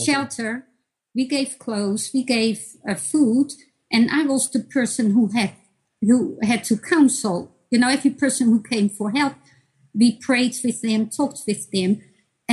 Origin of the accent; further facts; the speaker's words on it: Netherlands; moved away as an adult; also born or lived in Bosnia and Herzegovina; now in United States; when we moved from Bosnia to the Netherlands